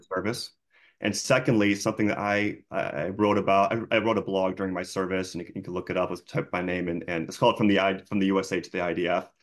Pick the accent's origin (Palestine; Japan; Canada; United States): United States; Chicago, Illinois; moved away as an adult; I'm from Chicago originally